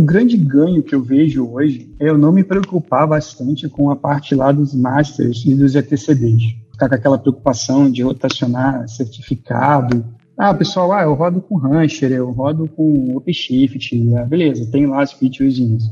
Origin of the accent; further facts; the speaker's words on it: Niterói, Rio de Janeiro, Brazil; moved away as an adult; now in Blumenau, Brazil; Carioca não, sou de Niterói, né? Na verdade, no Rio de Janeiro.